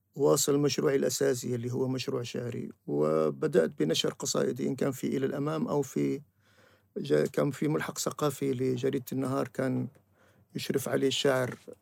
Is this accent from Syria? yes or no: yes; Syria; moved away as an adult; also born or lived in Beirut, Lebanon; now in Tunisia; ولم أشعر أنني سوري في الحقيقة إلا بعد أن غادرنا بيروت وجئنا إلى تونس